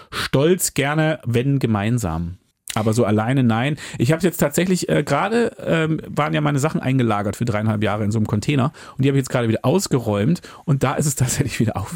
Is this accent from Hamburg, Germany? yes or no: yes; Hamburg, Germany; gerade als Hamburger ist es auch eine relevante Frage, willst du es annehmen oder nicht?